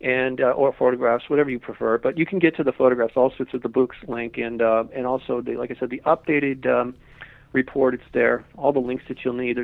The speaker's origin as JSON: {"language": "English", "town": "Malibu", "region": "California", "country": "United States", "tie": "born or raised there", "said": "I grew up in Malibu"}